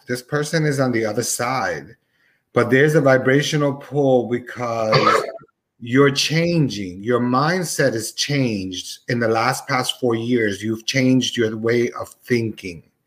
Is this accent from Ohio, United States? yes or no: no; Newark, New Jersey, United States; I was growing up in Newark, uh, New Jersey